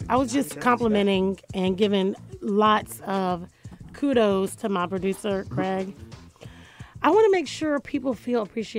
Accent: Jacksonville, Florida, United States; I'm from Florida.

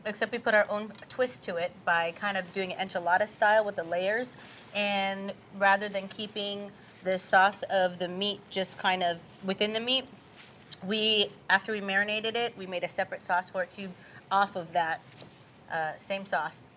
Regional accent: Honolulu, Hawaii, United States; also born or lived in California; now in Texas, United States; I'm from Honolulu, Hawaii, and I was born and raised there

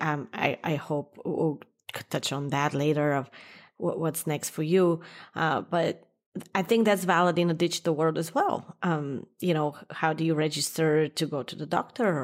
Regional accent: New York, United States; as a New Yorker

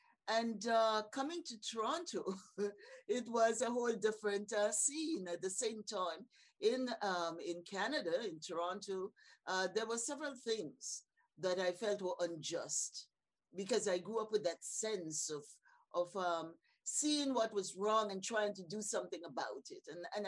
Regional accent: St. George's, Saint George, Grenada; I have to go back to my early years growing up in Happy Hill, St. George's, Grenada, among really great, strong community matriarchs

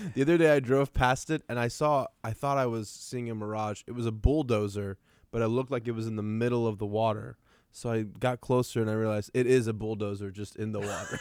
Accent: Iran; now in Tulsa, United States; I'm like a kid from Iran who just showed up, and we live in Tulsa

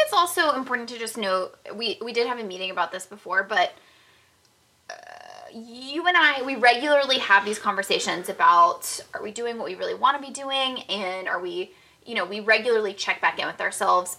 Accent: Jacksonville, Florida, United States; moved away; I am originally from Jacksonville

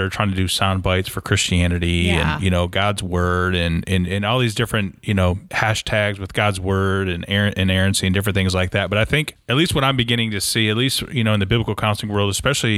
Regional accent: Michigan, United States; moved away; I'm from Michigan originally

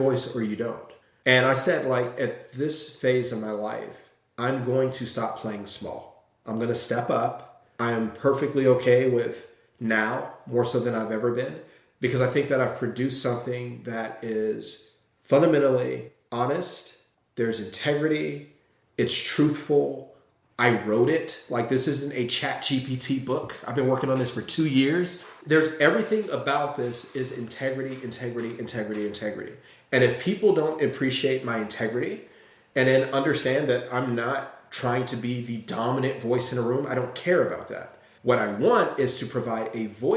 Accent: Gary, Indiana, United States; growing up in Gary

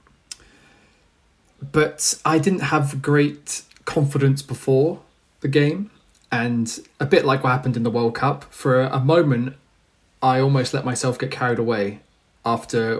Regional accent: England, United Kingdom; as English football fans

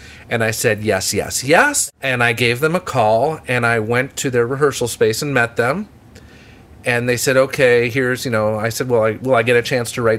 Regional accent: Highland Park, Illinois, United States; I grew up in Highland Park

